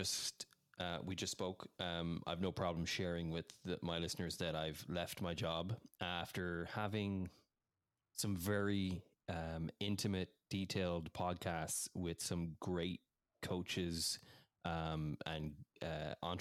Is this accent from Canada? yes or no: no; Ireland; moved away as an adult; also born or lived in England / United States; now in Washington, United States; I grew up in Ireland. I was born in England. We moved when I was 3 years of age over to Ireland, and I was raised there